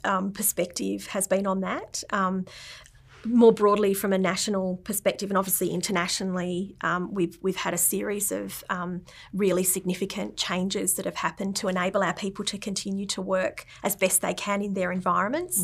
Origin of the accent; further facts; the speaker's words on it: Canberra, Australian Capital Territory, Australia; growing up in Canberra, um, in Tuggeranong